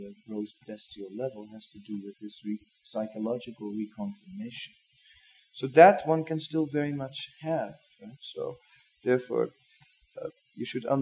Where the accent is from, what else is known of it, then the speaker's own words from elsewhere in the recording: Amsterdam, North Holland, Netherlands; moved away; I'm from Amsterdam